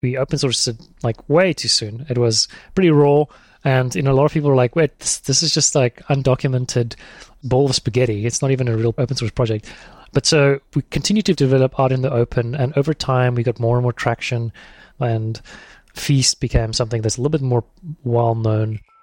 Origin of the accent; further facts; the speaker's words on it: South Africa; moved away as an adult; also born or lived in Thailand; I'm South African